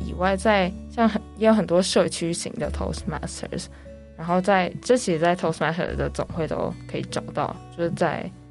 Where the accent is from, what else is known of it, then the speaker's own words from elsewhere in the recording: Germany; born there; 因为小时候是在德国出生，然后家人从小在家里也都是叫我英文名字。